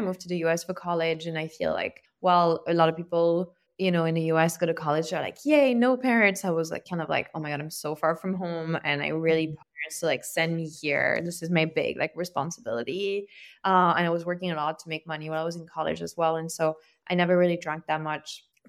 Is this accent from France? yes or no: yes; Lyon, Auvergne-Rhône-Alpes, France; moved away as an adult; also born or lived in south of France; now in United States; I grew up in France and I moved to the US for college. I grew up in Lyon, between Lyon and the south of France, and, you know, in definitely a very like boozy family, because, you know, I live like near wine country